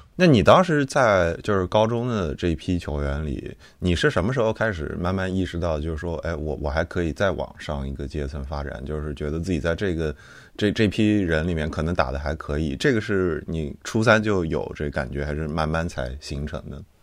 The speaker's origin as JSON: {"language": "Chinese", "town": "Nanjing", "region": "Jiangsu", "country": "China", "said": "我是南京人，然后我们那儿的话，我们大家都认识九中嘛"}